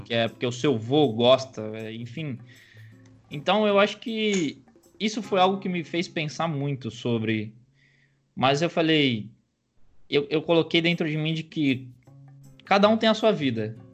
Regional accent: São Caetano do Sul, São Paulo, Brazil; also born or lived in United States; eu nasci em São Caetano do Sul, ABC Paulista aqui

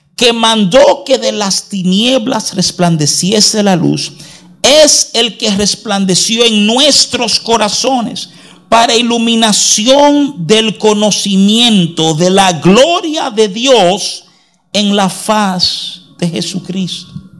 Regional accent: United States; moved away; desde muchacho, porque nos criamos en los Estados Unidos

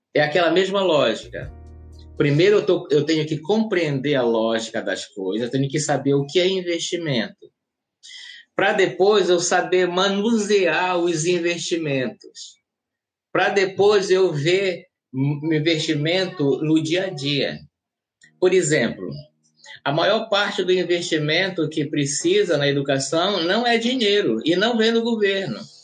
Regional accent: Alenquer, Pará, Brazil; moved away as an adult; now in Florianópolis, Brazil; Eu sou natural da cidade de Alenquer, no estado do Pará

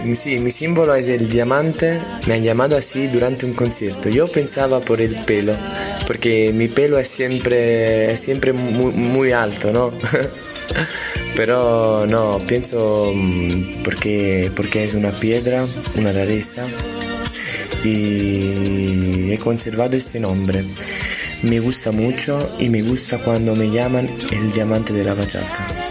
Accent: Naples, Campania, Italy; Spanish is a second language; yo soy de Nápoles, soy italiano

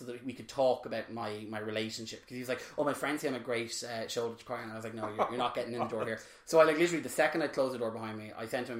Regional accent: Drogheda, Leinster, Ireland; my hometown up in Drogheda

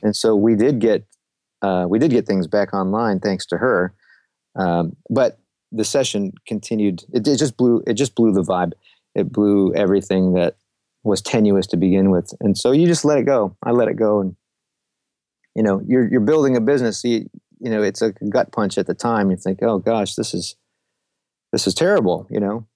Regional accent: Rochester, New York, United States; moved away as an adult; also born or lived in New England; now in Nashville, United States; I came from Rochester, New York. Left there to go to school in New England.

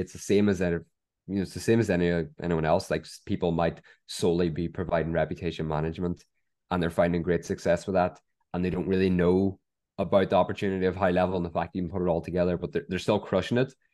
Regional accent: Ireland; we're all Irish

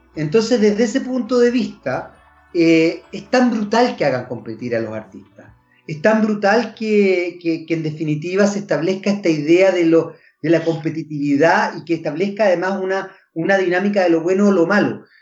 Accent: Chile; nuestro país

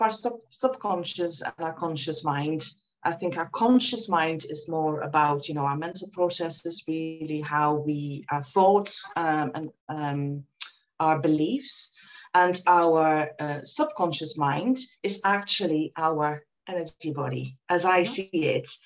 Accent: Netherlands; I was born and I grew up in the Netherlands

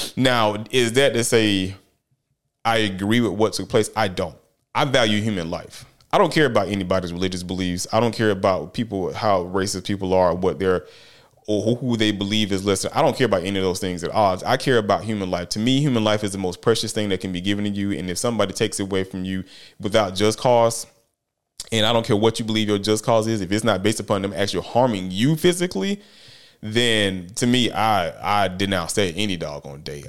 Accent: United States; I'm an American.

